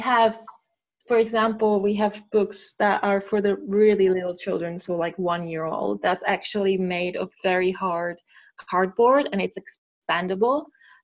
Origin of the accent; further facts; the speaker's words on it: Czechia; English is a second language; moved away as an adult; now in United Kingdom; we started actually in Czech Republic because I'm from there